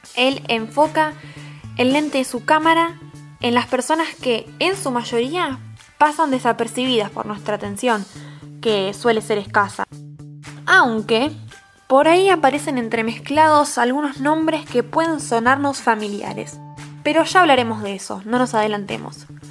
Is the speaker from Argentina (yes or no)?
yes; Argentina; Argentina, nuestro hermoso país